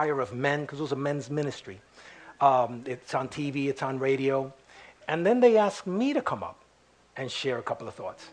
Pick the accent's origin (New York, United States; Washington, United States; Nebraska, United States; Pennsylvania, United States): New York, United States; also born or lived in Puerto Rico; I was born in New York, and I was raised in Harlem